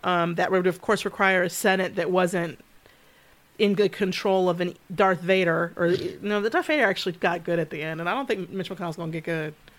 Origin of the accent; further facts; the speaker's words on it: Michigan, United States; I grew up in Michigan. and Royal Oak, we lived at Eight Mile and Woodward